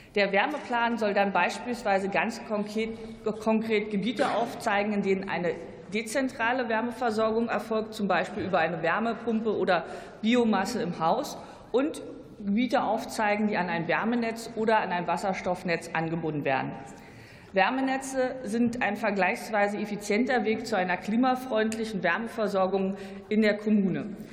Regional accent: Brandenburg, Germany; als Brandenburgerin

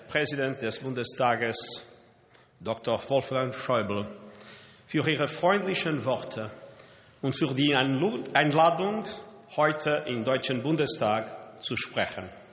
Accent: Portugal; German is a second language; moved away as an adult; in meinem Heimatland Portugal

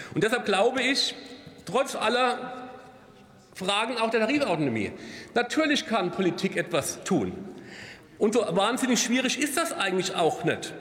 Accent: Kaiserslautern, Rhineland-Palatinate, Germany; Ich komme aus Kaiserslautern

